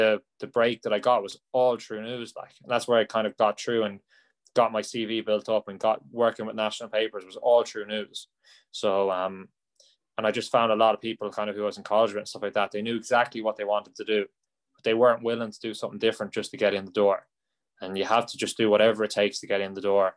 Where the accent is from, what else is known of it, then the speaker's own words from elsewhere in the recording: County Roscommon, Ireland; also born or lived in England; I'm a big hurling fan from Roscommon, so there's not as much hurling. I wouldn't have been growing up around it